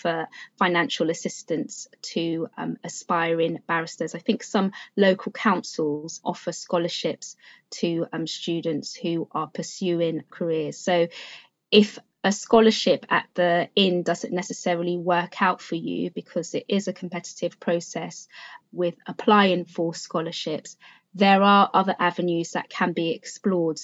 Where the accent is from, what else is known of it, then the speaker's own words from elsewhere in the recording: London, United Kingdom; also born or lived in Freetown, Sierra Leone; a school in Newham, which is actually the borough in which I grew up in London